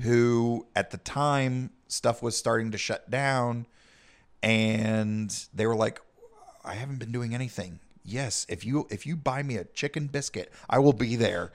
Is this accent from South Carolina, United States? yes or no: yes; South Carolina, United States; we come from Podunk, South Carolina